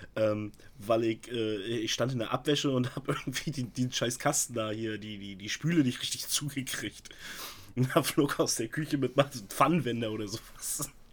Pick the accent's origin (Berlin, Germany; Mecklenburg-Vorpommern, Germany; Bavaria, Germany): Mecklenburg-Vorpommern, Germany; Stralsund; also born or lived in Altenkirchen, Rügen; hier bei uns in Stralsund